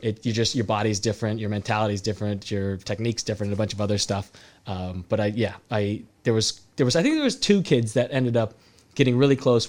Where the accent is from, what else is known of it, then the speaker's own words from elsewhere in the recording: Salinas, California, United States; moved away as an adult; also born or lived in Arizona; I was from Salinas